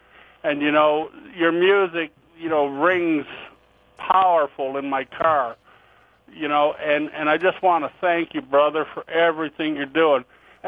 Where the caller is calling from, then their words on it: Cape Breton Island, Nova Scotia, Canada; also born or lived in United States; I'm calling you from Cape Breton Island up in Nova Scotia, Canada.